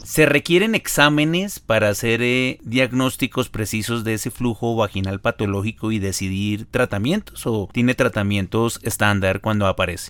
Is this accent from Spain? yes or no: no; Ibagué, Tolima, Colombia; moved away; la ciudad de Ibagué, donde yo nací. Yo soy oriundo del Tolima.